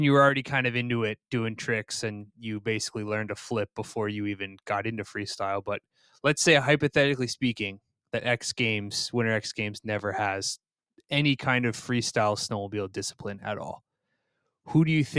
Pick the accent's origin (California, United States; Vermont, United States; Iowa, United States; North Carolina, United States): Vermont, United States; moved away as an adult; now in Minnesota, United States; I'm a East Coast guy. I'm from Vermont